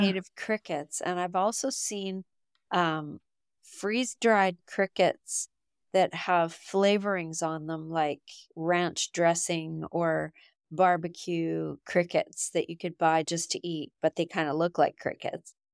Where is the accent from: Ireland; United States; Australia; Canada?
Canada; I'm from Canada